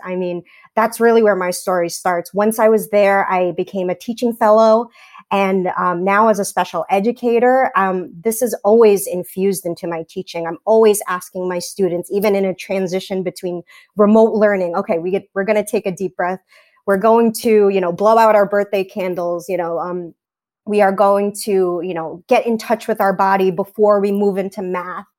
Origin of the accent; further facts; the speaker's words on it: New York City, New York, United States; I grew up in Staten Island